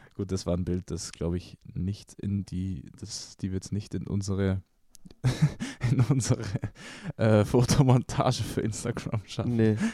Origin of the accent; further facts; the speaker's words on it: Ingolstadt, Bavaria, Germany; war ich damals in einem Pflegeheim bei uns in Ingolstadt